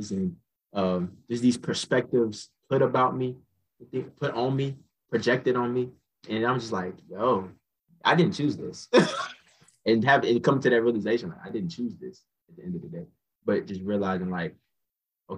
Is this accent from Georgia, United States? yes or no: yes; Cobb County, Georgia, United States; also born or lived in Douglasville, Georgia; I stay in Douglasville. Like I'm from Cobb County. That's like a little outside of like, Atlanta.